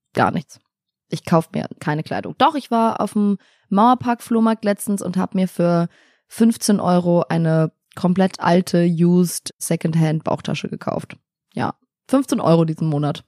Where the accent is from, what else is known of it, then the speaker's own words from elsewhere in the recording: Italy; now in Berlin, Germany; ich bin in Italien aufgewachsen.